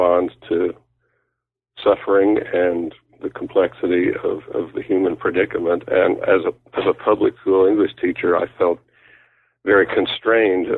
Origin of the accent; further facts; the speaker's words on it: Oklahoma, United States; moved away as an adult; I grew up in Oklahoma